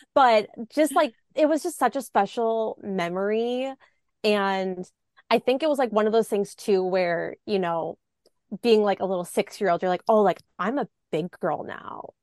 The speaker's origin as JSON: {"language": "English", "town": "Milwaukee", "region": "Wisconsin", "country": "United States", "tie": "born or raised there", "said": "I grew up in the Milwaukee area"}